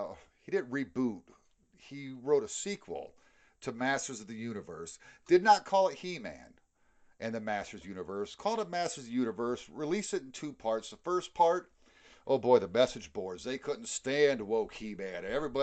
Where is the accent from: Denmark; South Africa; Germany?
Germany; born there; I mean, I was born in Germany. I mean, I'm American. I was born to American parents.